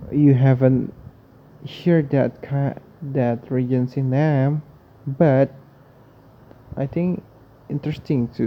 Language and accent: Indonesian; Jakarta, Indonesia; gue asalnya dari Jakarta by the way